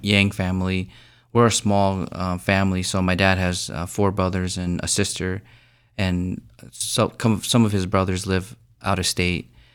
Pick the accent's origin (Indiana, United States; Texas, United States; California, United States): Indiana, United States; growing up in Indiana